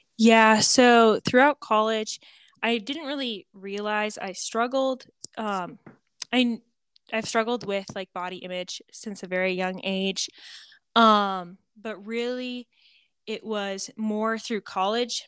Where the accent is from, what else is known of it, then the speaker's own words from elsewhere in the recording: Montana, United States; moved away as an adult; also born or lived in Kansas; now in Hays, Kansas, United States; I Am a Montana girl, born and raised in Montana